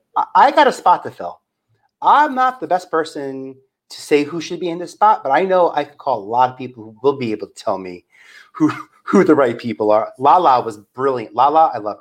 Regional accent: New York City, New York, United States; I'm from Staten Island

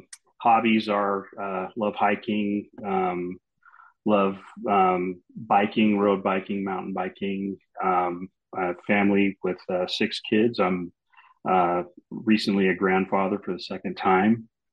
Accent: Oregon, United States; I wanted to write about what I was like when I was younger, growing up in Oregon, that whole thing.

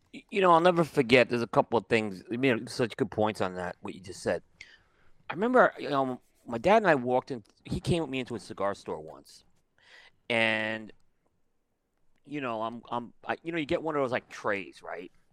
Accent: New York, United States; growing up in New York, so I've seen it all

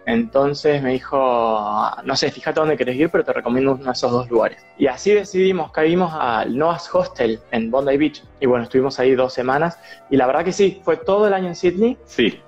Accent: Argentina; moved away as an adult; also born or lived in Australia; todos te preguntaban eh, por Argentina

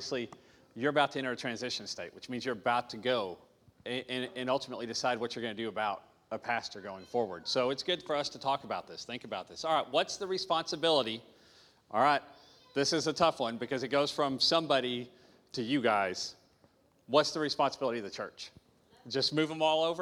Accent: Arkansas, United States; moved away as an adult; I'm from Arkansas. Arkansas

